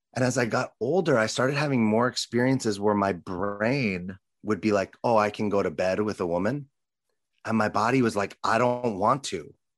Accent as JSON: {"language": "English", "town": "Los Angeles", "region": "California", "country": "United States", "tie": "born or raised there", "said": "as a little boy growing up in Los Angeles"}